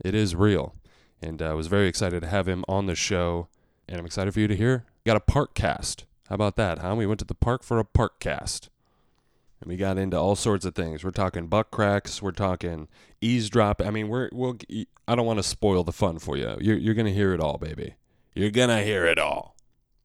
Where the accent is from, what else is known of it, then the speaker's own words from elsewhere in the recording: the West, United States; now in New York, United States; Growing up in the West, you will get a natural howdy every once in a while